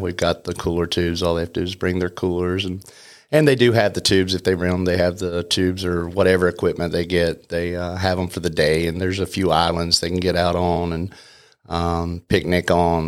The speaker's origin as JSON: {"language": "English", "town": "Canton", "region": "North Carolina", "country": "United States", "tie": "born or raised there", "said": "I grew up in Canton"}